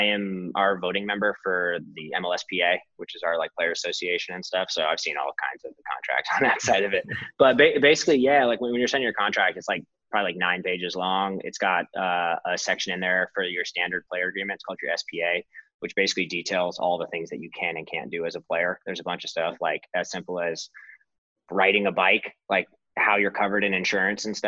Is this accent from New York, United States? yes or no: no; Arizona, United States; moved away as an adult; also born or lived in Oregon / Pennsylvania; I come from Arizona